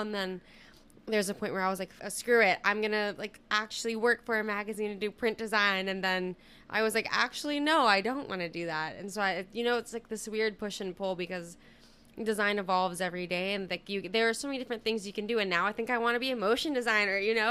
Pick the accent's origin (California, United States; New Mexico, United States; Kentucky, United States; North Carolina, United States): California, United States; Southern; now in New York City, United States; currently based out of New York City, but I'm originally from Southern California